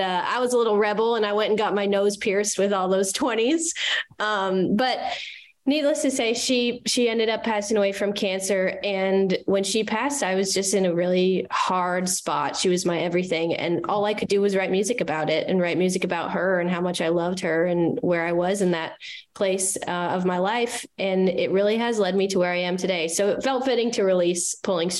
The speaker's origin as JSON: {"language": "English", "town": "Glendora", "region": "California", "country": "United States", "tie": "born or raised there", "also_born_or_lived": "Waco, Texas", "moved": "as an adult", "lives_now": "Nashville, United States", "said": "I'm originally from California, a little small town called Glendora"}